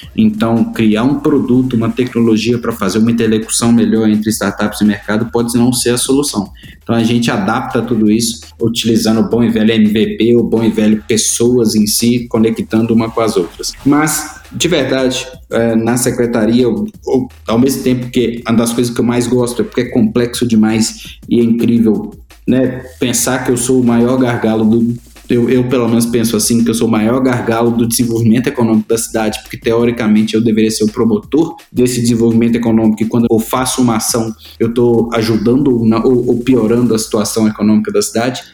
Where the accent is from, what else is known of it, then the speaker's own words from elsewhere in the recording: Itabira, Minas Gerais, Brazil; Eu sou de Itabira, uma cidade que hoje a Vale faz 80 anos